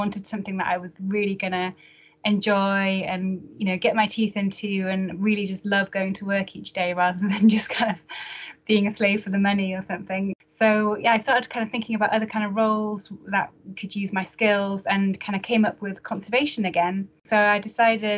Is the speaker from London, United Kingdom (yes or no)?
no; Northumberland, North East England, United Kingdom; moved away as an adult; also born or lived in Glasgow; now in Edinburgh, United Kingdom; you might not be able to guess from my accent, but I actually grew up in Northumberland. So I haven't really moved too far away from home. So I lived there from about 18 months old until I was 18